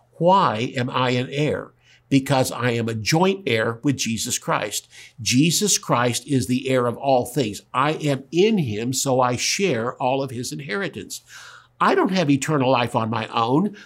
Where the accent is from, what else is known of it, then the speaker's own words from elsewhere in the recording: the South, United States; I'm from the South